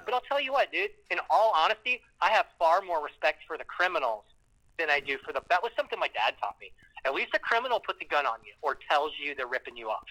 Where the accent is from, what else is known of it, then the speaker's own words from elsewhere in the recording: Canton, Ohio, United States; I'm from Canton